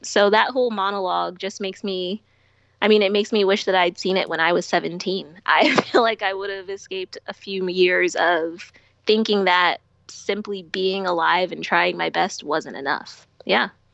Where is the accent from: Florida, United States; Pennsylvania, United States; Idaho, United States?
Pennsylvania, United States; Philadelphia; when I was a kid and I lived in Philly, I lived in I grew up in West Philly